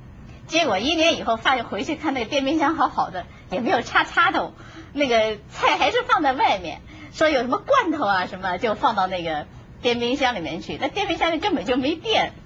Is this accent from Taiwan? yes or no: no; China; moved away; also born or lived in United States; 我们中国人